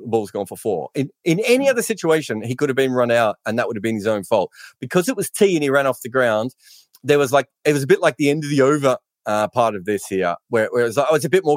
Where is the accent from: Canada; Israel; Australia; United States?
Australia; for being Australian